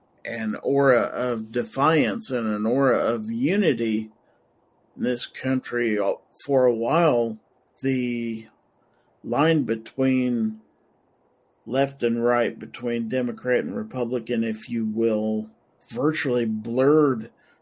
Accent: United States; But I was proud of us being the American people and our attitudes and our unity.

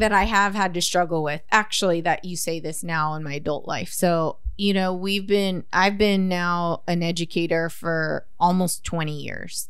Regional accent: Corpus Christi, Texas, United States; We grew up in Flower Bluff

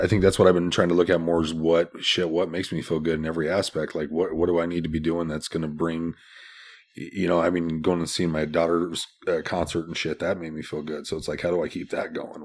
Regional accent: Des Moines, Iowa, United States; also born or lived in Omaha; Born and raised in Des Moines

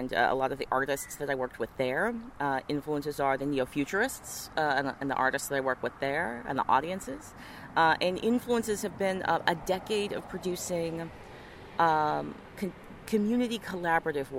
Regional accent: Missoula, Montana, United States; moved away; also born or lived in Memphis, Tennessee; I was born in Memphis, Tennessee, but I was raised in Missoula, Montana

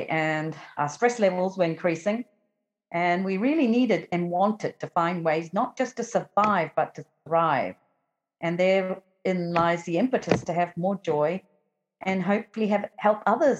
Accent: London, United Kingdom; I'm from London.

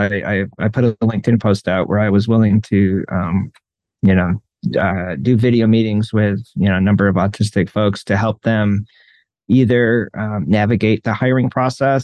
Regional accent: New York, United States; moved away; I grew up in New York and we had a like Catholic influence.

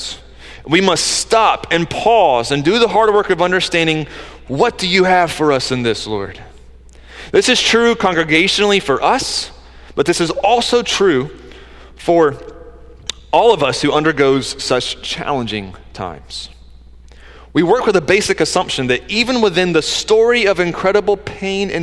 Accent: close to Atlanta, Georgia, United States; I grew up in Georgia, close to Atlanta

